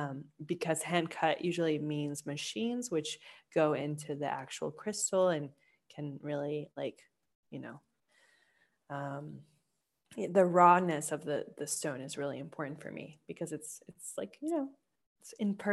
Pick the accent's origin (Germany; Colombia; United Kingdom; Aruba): Colombia; because I'm from Colombia